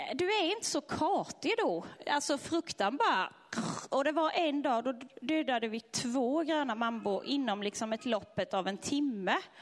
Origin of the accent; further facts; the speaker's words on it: Sweden; de är inte som oss svenskar